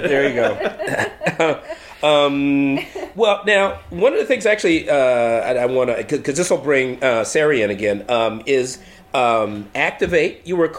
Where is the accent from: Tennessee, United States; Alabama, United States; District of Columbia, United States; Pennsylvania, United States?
District of Columbia, United States; Washington; now in New York, United States; I was born in Washington, D.C.